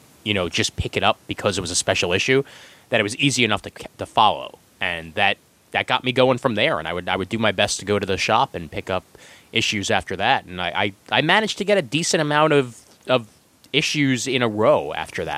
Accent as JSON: {"language": "English", "town": "New York City", "region": "New York", "country": "United States", "tie": "born or raised there", "said": "where I grew up on Kings Highway and Coney Island Avenue"}